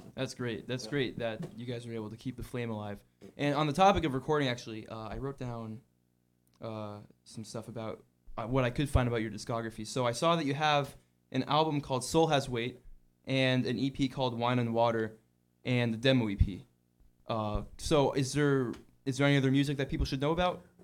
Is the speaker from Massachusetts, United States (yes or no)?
yes; Hingham, Massachusetts, United States; I'm from South Shore, Massachusetts myself